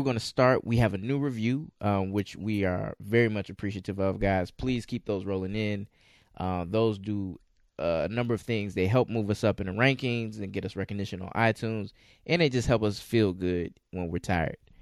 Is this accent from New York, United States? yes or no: no; Chicago, Illinois, United States; I'm from the Chicagoland area